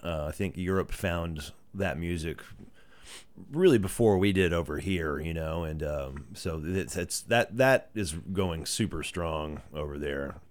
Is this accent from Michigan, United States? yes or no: no; Greenville, Texas, United States; now in Dallas, United States; Born and raised in Greenville and, uh, went to high school, lived there up until two years ago.